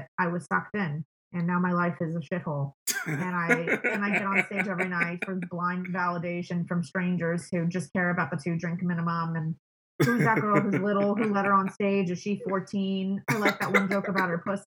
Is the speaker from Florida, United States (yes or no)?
yes; Miami, Florida, United States; moved away as an adult; also born or lived in New York; I grew up in Miami